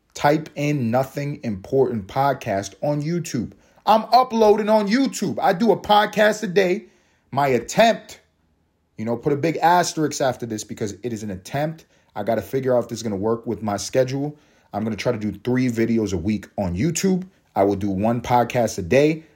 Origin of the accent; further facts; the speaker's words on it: United States; I am American